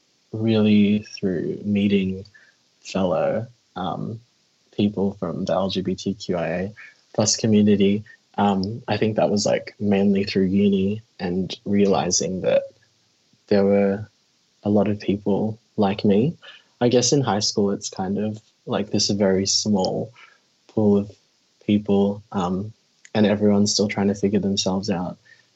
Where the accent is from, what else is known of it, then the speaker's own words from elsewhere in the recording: Philippines; even as like I'm Filipino.